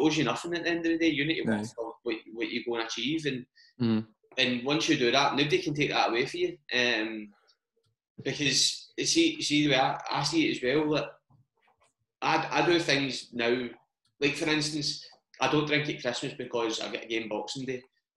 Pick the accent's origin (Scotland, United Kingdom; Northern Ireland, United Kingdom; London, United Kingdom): Scotland, United Kingdom; Glasgow; growing up in Glasgow, well, in Scotland in general, but especially sort of, I don't mean to say I came up fucking, like, I didn't go to a really bad school, but coming up to the East End of Glasgow, growing up, I had classmates